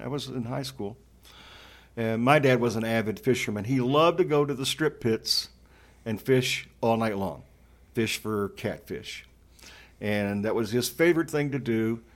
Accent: Western Kentucky, United States; I grew up in Western Kentucky

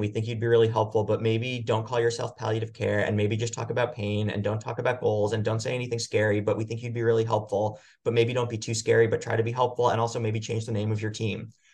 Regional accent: Long Island, New York, United States; moved away; I grew up in New York on Long Island

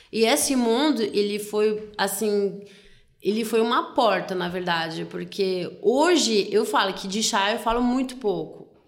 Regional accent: France; Portuguese is a second language; now in Brazil; eu sou francesa

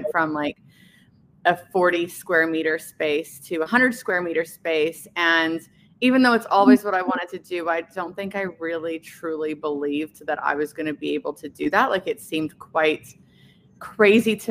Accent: Canada; moved away as an adult; now in Perth, Australia; I'm actually from Canada. I moved here about 15 or 16 years ago

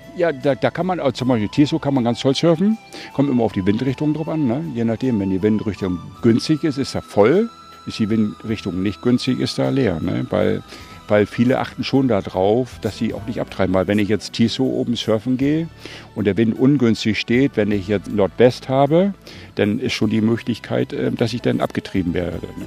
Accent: North Sea coast, Lower Saxony, Germany; moved away as an adult; now in Bergen auf Rügen, Germany; wenn man am Wasser groß geworden ist

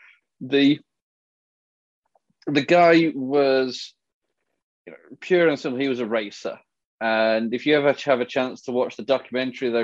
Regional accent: England, United Kingdom; when I was growing up in England

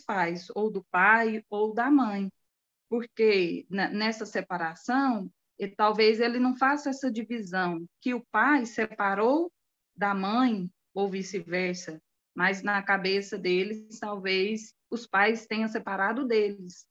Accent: Anápolis, Goiás, Brazil; Eu sou de Anápolis, uhum. Goiás

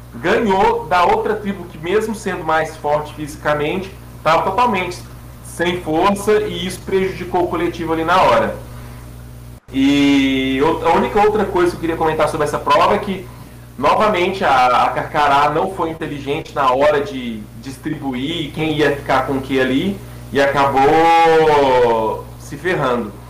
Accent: Brazil; eu passei como brasileiro

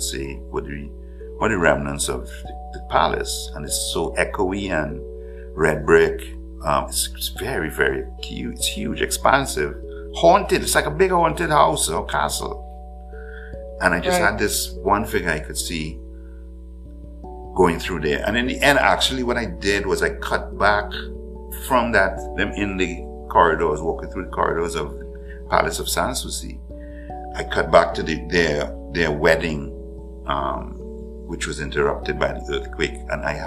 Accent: Ghana; I was born in Ghana

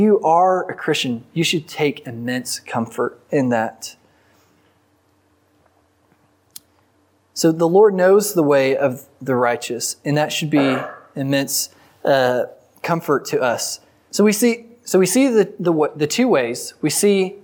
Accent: the Texas Panhandle, United States; I'm from the Panhandle, and so we don't really have rivers

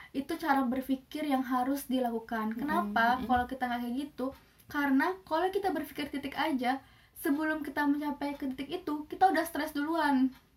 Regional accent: Kendari, Southeast Sulawesi, Indonesia; moved away; also born or lived in Yogyakarta; aku dari Sulawesi dari Kendari

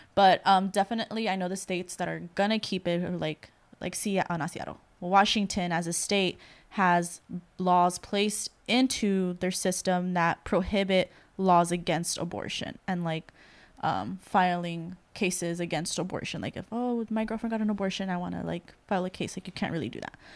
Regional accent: El Salvador; I'm from El Salvador

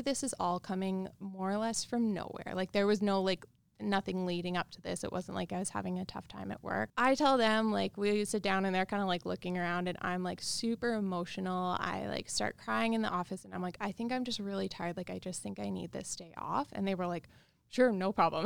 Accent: Regina, Saskatchewan, Canada; I grew up in Regina, Saskatchewan.

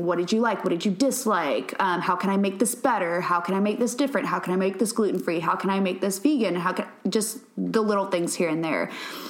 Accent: Louisiana, United States; moved away; But I moved here from Louisiana. I grew up cooking

